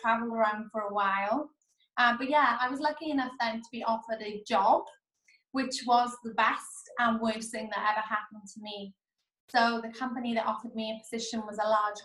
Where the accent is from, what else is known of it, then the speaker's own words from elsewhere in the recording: Wales, United Kingdom; moved away as an adult; now in Australia; So I'm from Wales. So I came over in 2013. So I was 23 years old.